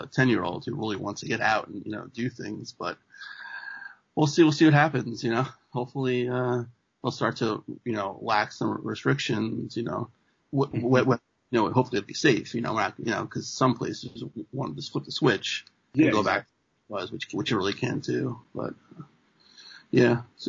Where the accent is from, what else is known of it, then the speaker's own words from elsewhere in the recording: New York City, New York, United States; also born or lived in Buffalo; now in Trumbull, United States; Yeah, and I'm originally from Queens